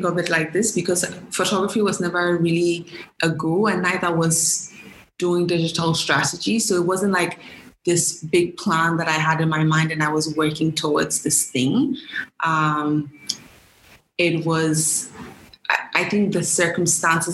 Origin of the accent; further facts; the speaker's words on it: Ghana; moved away as an adult; also born or lived in United States; born and raised in Ghana